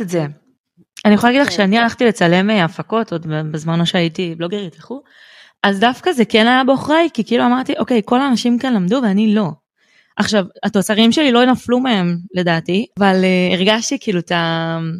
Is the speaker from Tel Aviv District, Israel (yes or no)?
yes; Bat Yam, Tel Aviv District, Israel; אני מבת ים